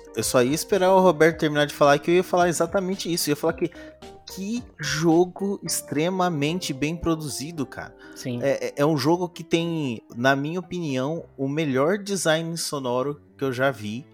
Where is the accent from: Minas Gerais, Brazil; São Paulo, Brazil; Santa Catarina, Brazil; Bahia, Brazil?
São Paulo, Brazil; eu sou de São Paulo